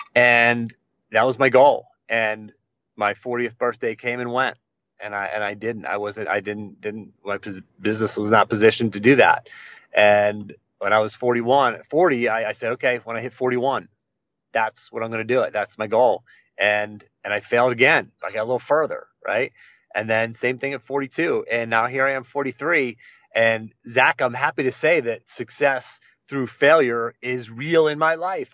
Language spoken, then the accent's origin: English; Western Pennsylvania, United States; I grew up in Western Pennsylvania, just a, a, a country boy, blue collar family